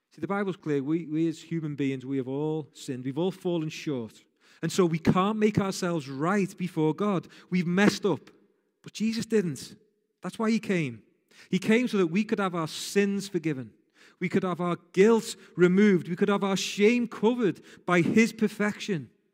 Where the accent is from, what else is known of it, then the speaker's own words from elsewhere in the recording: Rainhill, North West England, United Kingdom; I grew up in a place called Rain Hill. So that means I'm a woolly back for those people from Liverpool